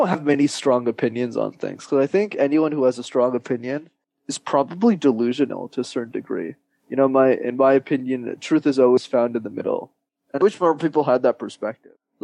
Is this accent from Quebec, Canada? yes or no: yes; Montreal, Quebec, Canada; I love Montreal. That's why I never left